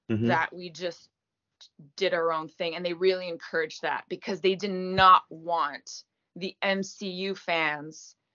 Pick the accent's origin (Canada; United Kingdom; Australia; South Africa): Canada; as a Canadian actor, like I am never recognized.